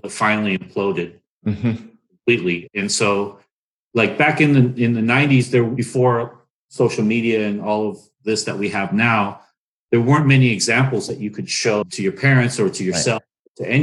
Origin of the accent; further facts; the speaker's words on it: United States; growing up in America, I'm American too